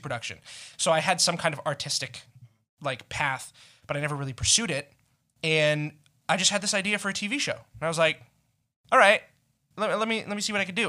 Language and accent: English; Las Vegas, Nevada, United States; I moved here when I was, like, six months old